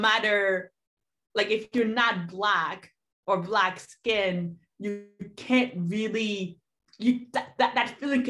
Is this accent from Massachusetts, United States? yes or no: yes; Boston, Massachusetts, United States; like we grew up in Boston, that's what a part of Boston is like, is wearing these clothes and talking this way and listening to these things.